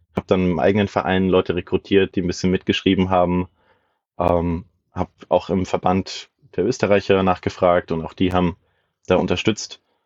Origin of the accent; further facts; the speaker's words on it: area around Würzburg, Bavaria, Germany; Ich komme aus der Gegend um Würzburg herum